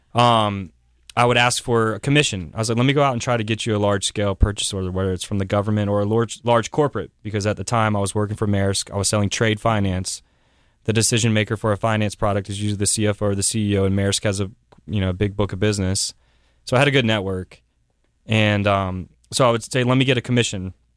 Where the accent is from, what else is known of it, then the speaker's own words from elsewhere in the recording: South Carolina, United States; moved away; also born or lived in New York City; I'm from South Carolina